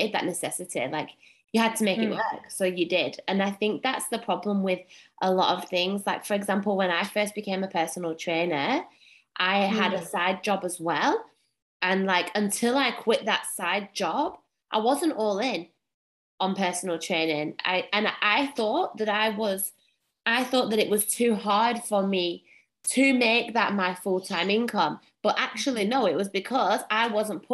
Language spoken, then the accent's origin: English; England, United Kingdom; moved away as an adult; now in Australia; I'm from England